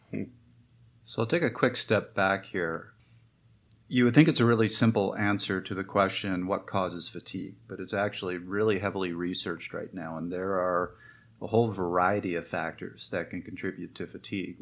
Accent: Canada; I'm Canadian

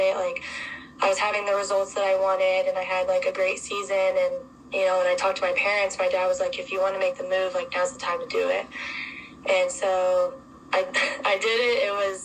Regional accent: Virginia, United States; moved away as an adult; now in Columbus, United States; I'm from Virginia

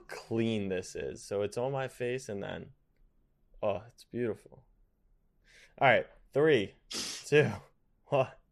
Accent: United States; We're lazy Americans

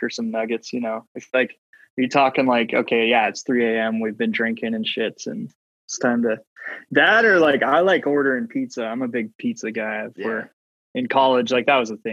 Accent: Canada; as a Canadian

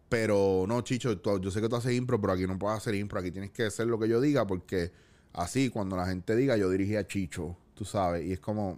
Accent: Cabo Rojo, Puerto Rico; yo me crié en Cabo Rojo

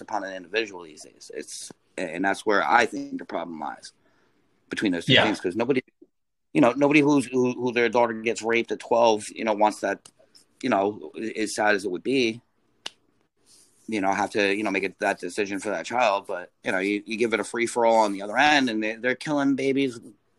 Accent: Deltona, Florida, United States; moved away as an adult; also born or lived in Boca Raton, Florida / Deerfield Beach, Florida / Jacksonville, Florida / Seaside Heights, New Jersey; now in New York, United States; I was raised in Florida, just so you know, from in Deltona Lakes. I went to Deltona Lakes Elementary.

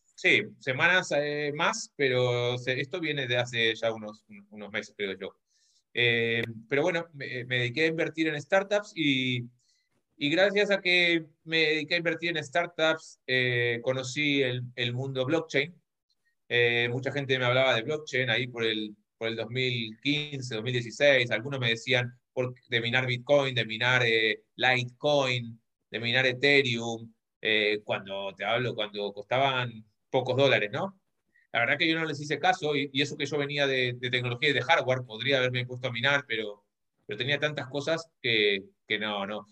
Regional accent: Argentina; moved away as an adult; now in Spain; soy argentino, vivo en, en España hace 15 años

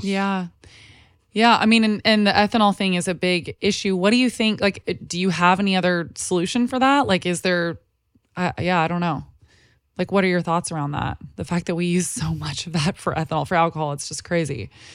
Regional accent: Texas, United States; now in Los Angeles, United States; I grew up in Texas

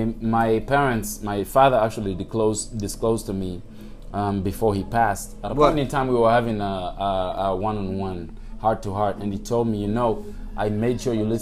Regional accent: Langata, Nairobi, Kenya; Growing up in Langata, bro, as I said, I saw kids at 15 years old, doing big things with businesses.

